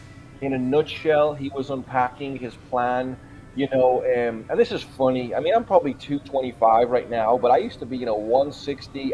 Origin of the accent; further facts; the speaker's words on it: Liverpool, North West England, United Kingdom; now in Huntington Beach, United States; I'm from Liverpool, England originally, but I'm sitting in Huntington Beach, California today